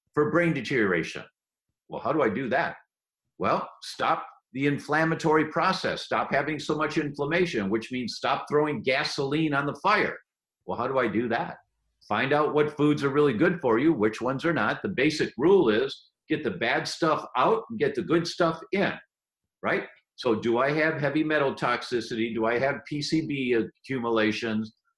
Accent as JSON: {"language": "English", "country": "United States", "said": "I'm an American"}